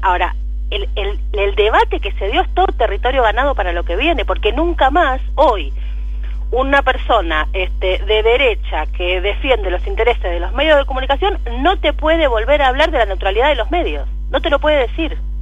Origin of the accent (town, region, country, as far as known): Argentina